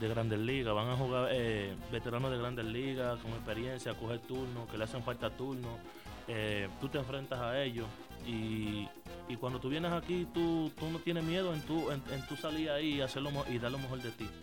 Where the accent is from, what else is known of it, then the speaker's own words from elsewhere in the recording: San Francisco de Macorís, Duarte, Dominican Republic; also born or lived in Haina, Dominican Republic; yo soy de, de, Jaina, de República Dominicana. Eh, yo nací allá desde los cuatro años, me fui para, para San Francisco de Macorís, arriba donde me crié.